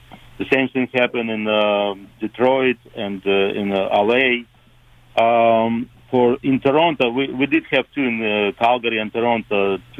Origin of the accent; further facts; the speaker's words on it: Moldova; moved away as an adult; now in Florida, United States; growing up in the Soviet Union, I always loved hockey. I didn't have a luxury to play hockey because I was growing in a small town in Moldavia, and we didn't have the ice there.